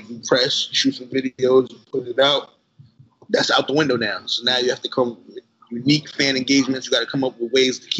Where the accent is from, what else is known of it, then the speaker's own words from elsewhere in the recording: New York, United States; I'm from Brooklyn